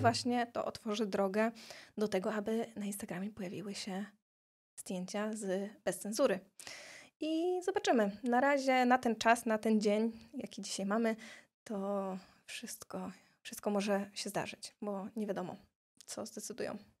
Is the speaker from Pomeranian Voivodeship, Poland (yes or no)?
yes; Tricity, Pomeranian Voivodeship, Poland; also born or lived in Gdańsk / Silesia; I takim cudem ja jestem z Trójmiasta, a cała moja rodzina właśnie jest ze Śląska